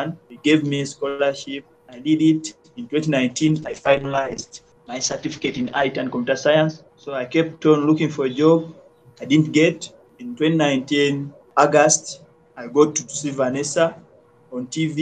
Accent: Kampala, Central Region, Uganda; Growing up in Luzira

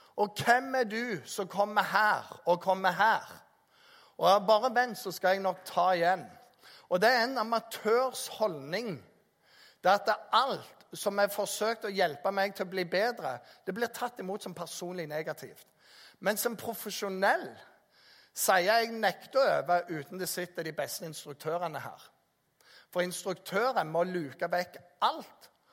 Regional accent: Jæren, Rogaland, Norway; also born or lived in Bergen; Jeg er oppvokst på Jæren

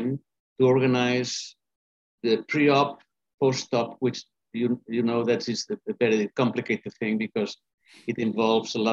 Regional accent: Spain; also born or lived in Boston, Massachusetts, United States / London, United Kingdom; now in Barcelona, Spain; I'm from Spain. In fact, I was born in Boston, Massachusetts

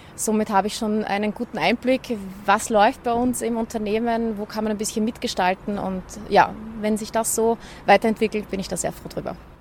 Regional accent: Schwechat, Lower Austria, Austria; mein früherer Wohnort, wo ich aufgewachsen bin, die Einflugschneise von Wien in Schwächert

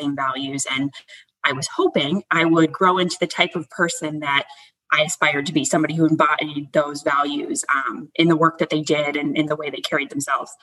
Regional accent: United States; moved away; I grew up right outside of Washington, D.C.

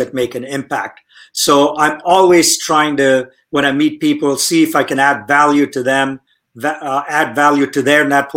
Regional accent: India; moved away as an adult; now in Silicon Valley, United States; I grew up in India, came to the United States when I was 21 years old to study

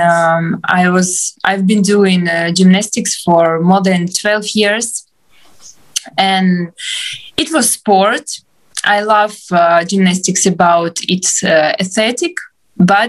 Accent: Donetsk, Donetsk Oblast, Ukraine; English is a second language; moved away as an adult; also born or lived in Shanghai / Kyiv; now in Lviv, Ukraine; originally I'm from Donetsk. It's eastern part of Ukraine, and I moved from Donetsk from 2014

